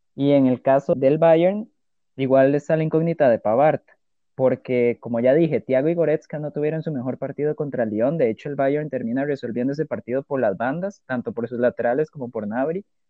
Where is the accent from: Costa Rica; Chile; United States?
Costa Rica; como tico que soy